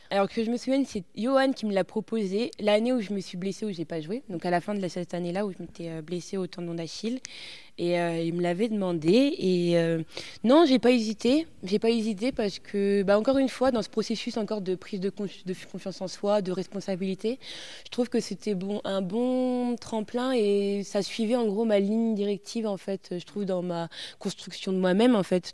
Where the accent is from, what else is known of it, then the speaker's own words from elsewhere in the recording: Poitiers, Nouvelle-Aquitaine, France; moved away as an adult; also born or lived in Grenoble; je suis originaire de Poitiers. Je suis née à Poitiers.